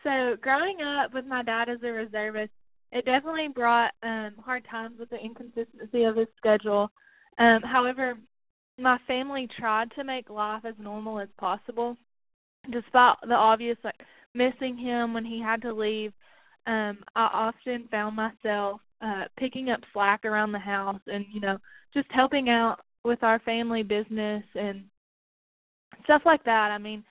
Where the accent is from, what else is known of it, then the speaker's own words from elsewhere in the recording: McMinnville, United States; Yes, McMinnville was very rural. It was a very rural town.